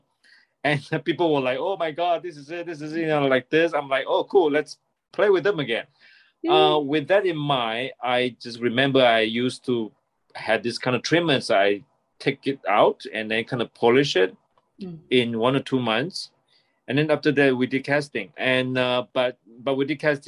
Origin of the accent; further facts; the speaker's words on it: Malaysia; also born or lived in Toronto, Canada; now in Taiwan; I'm a filmmaker from Taiwan. I'm actually a Malaysian. I was born in Malaysia, and I spent 2 years in Toronto when I was very young.